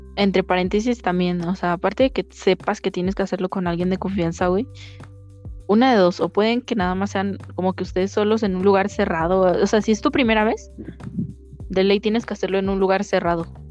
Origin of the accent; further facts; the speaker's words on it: Mexico City, Mexico; accent: chilango; pinche shilanga la bestia. a ver, voy a tratar, es que ah, se me sale el acento